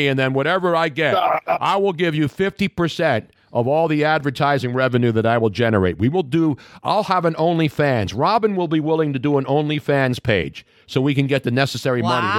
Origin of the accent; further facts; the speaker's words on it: Philadelphia, Pennsylvania, United States; That's where I grew up in South Philly.